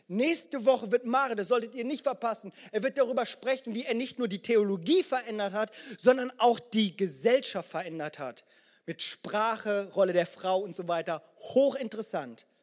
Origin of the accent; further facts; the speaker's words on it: Germany; Das ist tatsächlich so. Ich bin in Deutschland geboren, aufgewachsen.